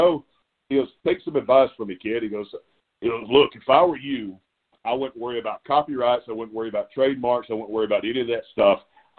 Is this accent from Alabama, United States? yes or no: yes; Alabama, United States; I was 18 years old. I grew up in Alabama.